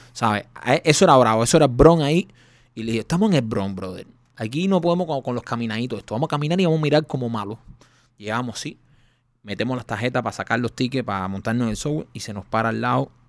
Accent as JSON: {"language": "Spanish", "country": "Cuba", "moved": "yes", "said": "nosotros somos cubanos"}